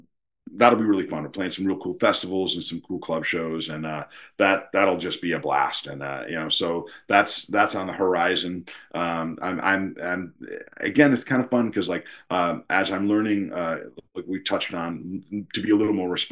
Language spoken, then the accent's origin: English; Potsdam, New York, United States; moved away; also born or lived in Boston; growing up on the Canadian border, when I was 10 years old